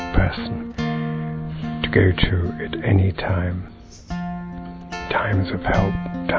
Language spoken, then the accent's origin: English; Ireland; moved away; I come originally from Ireland